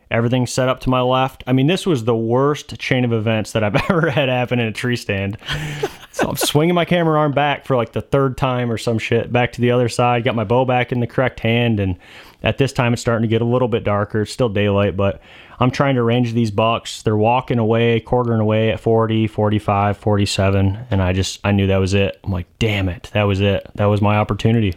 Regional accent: Michigan, United States; I'm from Michigan

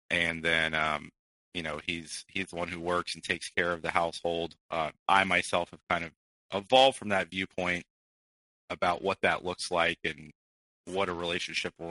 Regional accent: Midwest, United States; born there; I was born in the Midwest.

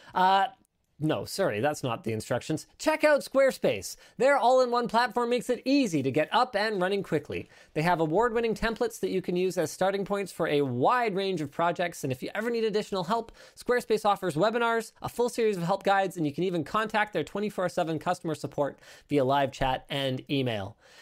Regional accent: Canada; I'm Canadian

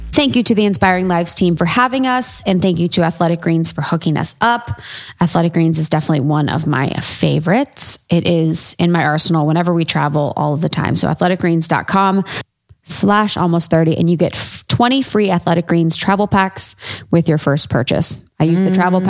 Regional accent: Midwest, United States; growing up in the Midwest

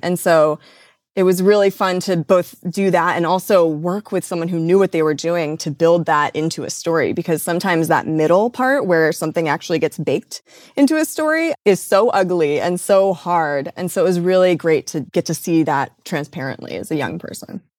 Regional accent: Midwest, United States; I grew up in the Midwest

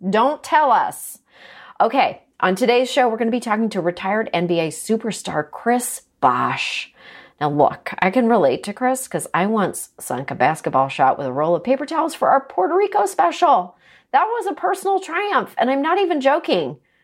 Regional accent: Toronto, Ontario, Canada; moved away; I grew up in Toronto.

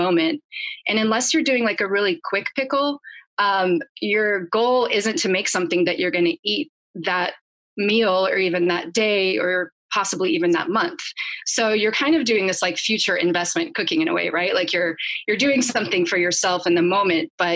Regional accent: Kansas, United States; I grew up in the Midwest in Kansas

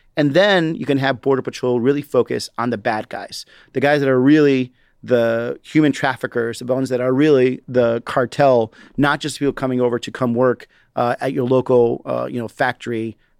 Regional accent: Chicago, Illinois, United States; born there; also born or lived in Chihuahua, Mexico; From my personal experience, I was born in Chicago, but lived in a border state called Chihuahua, Mexico. My family used to cross the border all the time to come back and forth and work.

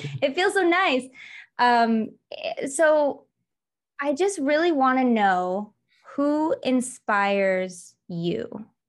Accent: Michigan, United States; moved away; also born or lived in Los Angeles, United States; I grew up in Michigan, but I lived in LA for like 12 years

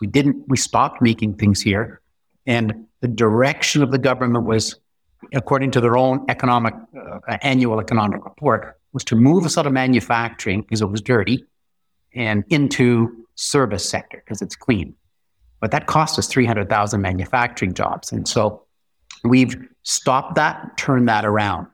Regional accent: North Bay, Ontario, Canada; I'm from North Bay, so we have a Crown Agency that's been there for one hundred twenty years

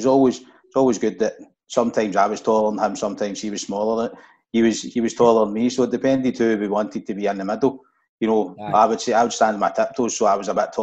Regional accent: Glasgow, Scotland, United Kingdom; I grew up in Postal

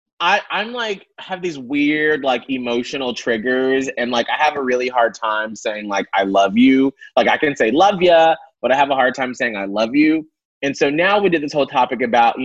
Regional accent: the South, United States; now in Tampa, United States; growing up in the South, being Black and gay

